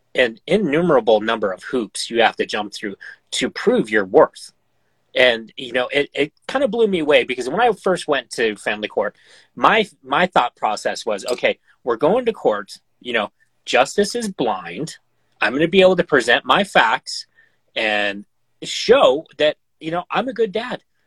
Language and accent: English; Montana, United States; in my home state you know montana